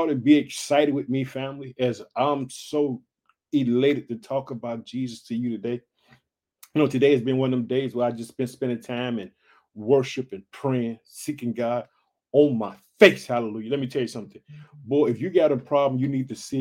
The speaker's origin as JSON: {"language": "English", "region": "Illinois", "country": "United States", "said": "the state of Illinois, which is my home state."}